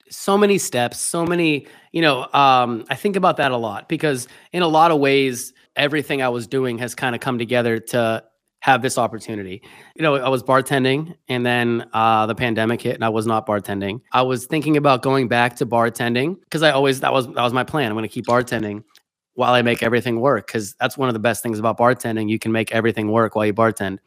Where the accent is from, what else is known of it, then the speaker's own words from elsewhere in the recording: Pennsylvania, United States; moved away as an adult; now in New York City, United States; I grew up in Pennsylvania, but I came to New York City for college